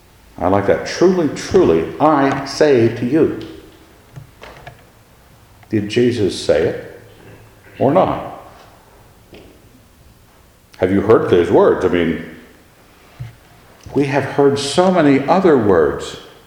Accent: Annapolis, Maryland, United States; I've been raised in a military family. I understood the military. I was raised in Annapolis. I understood the Navy.

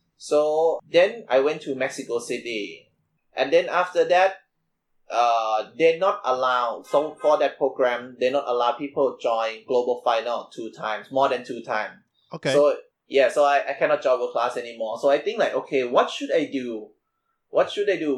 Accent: Bangkok, Thailand; I'm from Bangkok, Thailand

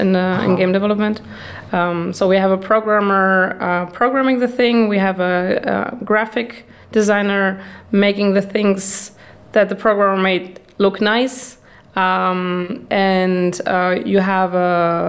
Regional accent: Germany; also born or lived in Netherlands; now in Prague, Czech Republic; I am from Germany originally. Then I lived for 10 years in the Netherlands

